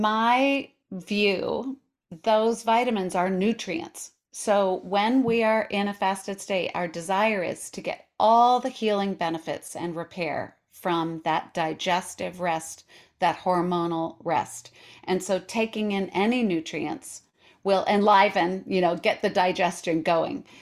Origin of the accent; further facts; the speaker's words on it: Colorado, United States; also born or lived in New York City; now in Portland, United States; I live in Portland, Oregon, but I was raised in Colorado. I lived in New York City